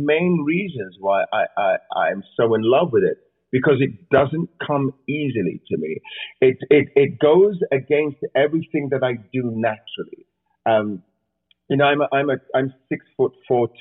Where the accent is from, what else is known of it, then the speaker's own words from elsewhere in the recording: England, United Kingdom; I grew up watching that in England